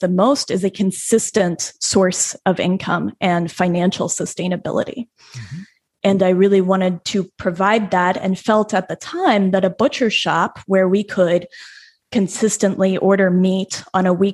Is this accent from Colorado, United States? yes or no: yes; Denver, Colorado, United States; I was born and raised in Denver